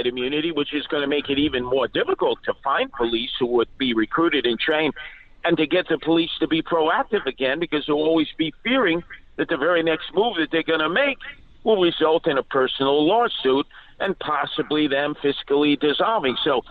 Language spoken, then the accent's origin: English; New York City, New York, United States; I'm from Brooklyn